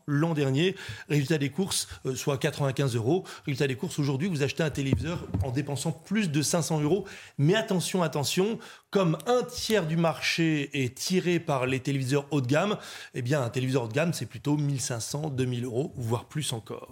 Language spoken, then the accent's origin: French; France; on est français, on n'est pas anglo-saxon